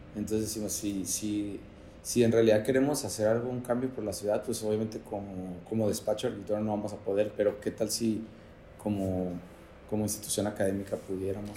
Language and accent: Spanish; Tijuana, Baja California, Mexico; Soy originario de Tijuana, crecí en Playas. Ahí en Playas de Tijuana